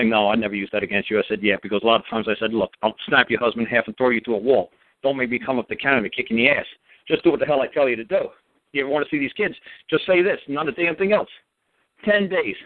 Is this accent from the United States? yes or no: yes; New York, United States; moved away; also born or lived in Las Vegas; I'm from New York. I lived in Vegas a long time.